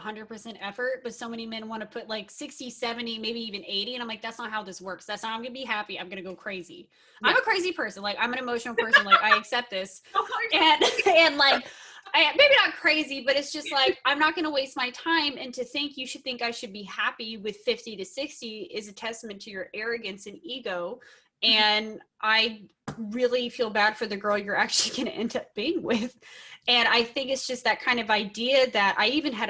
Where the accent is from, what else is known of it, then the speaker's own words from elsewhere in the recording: Texas, United States; now in California, United States; I'm originally from Texas